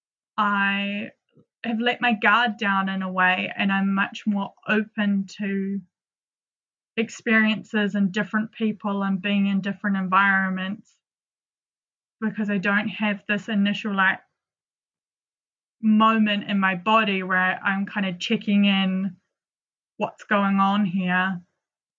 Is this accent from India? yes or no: no; New Zealand; moved away as an adult; also born or lived in London; growing up in New Zealand is very sheltered in a lot of respects